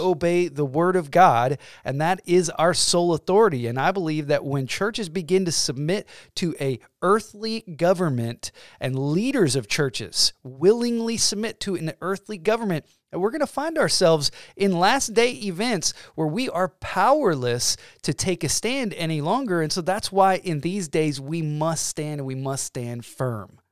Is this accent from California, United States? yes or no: no; Georgia, United States; now in Illinois, United States; So now I'm from Georgia